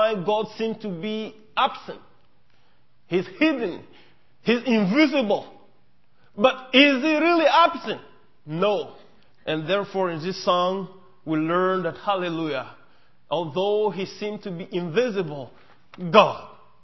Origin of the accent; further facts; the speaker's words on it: Mali; first language Mienka; English is a second language; On behalf of Malian people